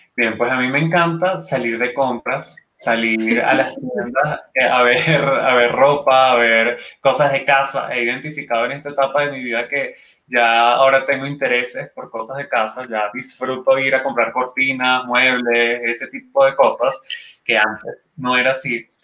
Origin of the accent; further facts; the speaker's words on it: Venezuela; Luego tuve una segunda edición en Venezuela, una tercera edición también en mi país